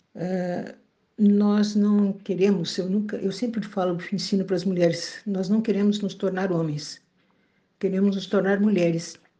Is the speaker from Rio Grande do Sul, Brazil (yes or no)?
yes; Bagé, Rio Grande do Sul, Brazil; sou da cidade de Bagé, no Rio Grande do Sul.